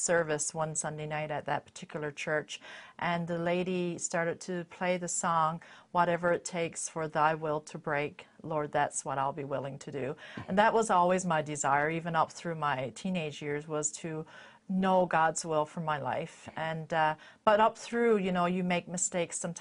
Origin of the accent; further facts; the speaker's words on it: Stoneville, Newfoundland and Labrador, Canada; I was born and raised in Newfoundland in a little town called Stoneville